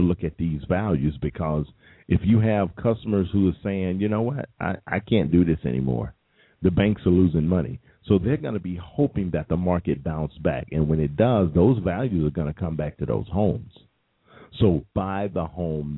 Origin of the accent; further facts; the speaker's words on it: United States; I'm American